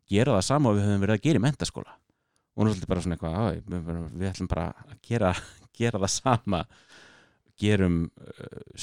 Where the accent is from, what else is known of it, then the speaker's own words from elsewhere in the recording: Akureyri, Northeastern Region, Iceland; now in United States; ég er akkuringur, ég er á norðan